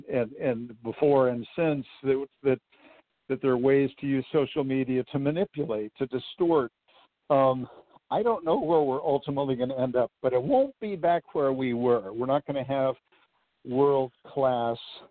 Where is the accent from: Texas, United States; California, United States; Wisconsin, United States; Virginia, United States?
California, United States; Southern; I grew up in Southern California.